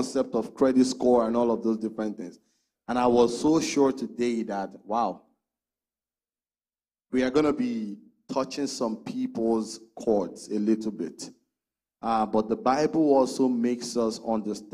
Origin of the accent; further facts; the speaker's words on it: Nigeria; now in Canada; I'm from Nigeria, not everyone is from Nigeria, but I'm from Nigeria